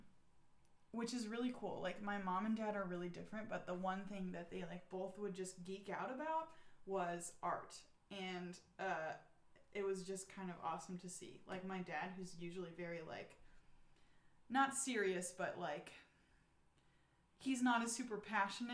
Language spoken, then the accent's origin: English; Eagle River, Alaska, United States; also born or lived in Portland, Oregon; now in Fairbanks, United States; I grew up in Eagle River basically my whole life